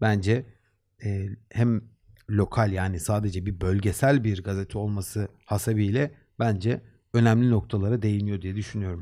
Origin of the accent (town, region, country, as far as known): Black Sea Region, Turkey